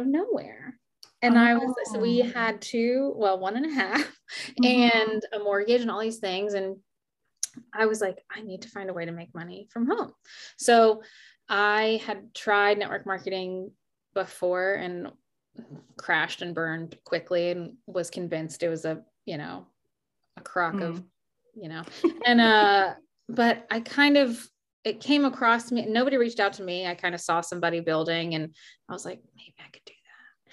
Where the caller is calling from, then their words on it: Richmond, Virginia, United States; I'm calling in from Richmond, Virginia